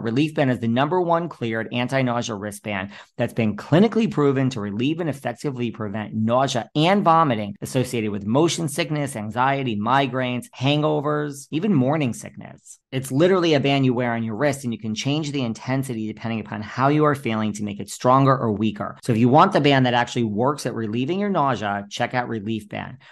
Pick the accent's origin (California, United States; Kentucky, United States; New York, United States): New York, United States; I'm a New Yorker